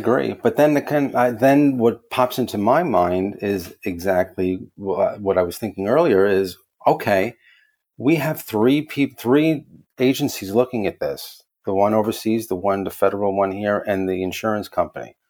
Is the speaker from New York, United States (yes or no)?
yes; New York City, New York, United States; I'm from the Bronx in New York